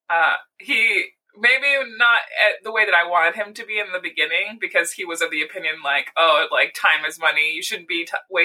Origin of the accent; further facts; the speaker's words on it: Montana, United States; also born or lived in Oregon; now in Portland, United States; born and raised Montanan, moving to Oregon